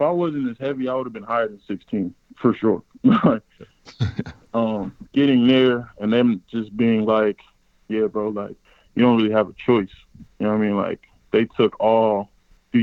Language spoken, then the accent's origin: English; Cleveland, Ohio, United States; growing up in Cleveland for me was challenging, honestly.